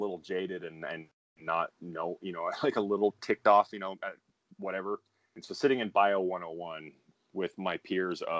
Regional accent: Pocatello, Idaho, United States; moved away as an adult; also born or lived in Colorado; now in Los Angeles, United States; that's where I spent kindergarten through senior year high school. So it's very safe to say I spent most of my life in Pocatello, Idaho

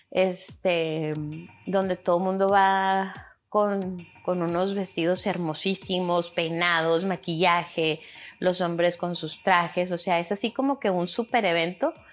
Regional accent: Chihuahua, Mexico; now in United States; Si es que me llegan a preguntar que soy mexicana, y ya les digo, ah, no, pues soy de Chihuahua.

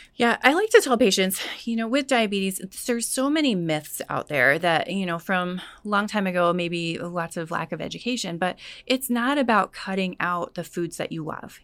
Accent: California, United States; moved away as an adult; also born or lived in Hungary; originally I'm from California, born and raised there

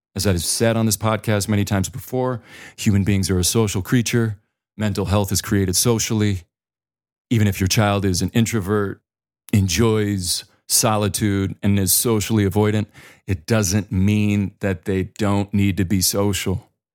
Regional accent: the Dakotas, United States; moved away as an adult; also born or lived in Boulder, Colorado; I'm from the Dakotas

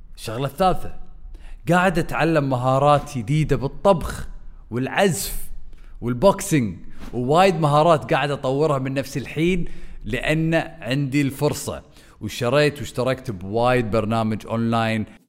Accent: Kuwait; احنا عندنا بالكويت

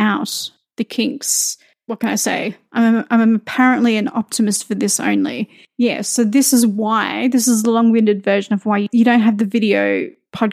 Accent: Australia; moved away; I'm Australian

